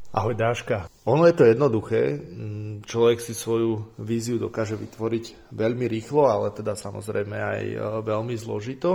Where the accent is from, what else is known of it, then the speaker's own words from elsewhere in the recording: Slovakia; aké krásy tu máme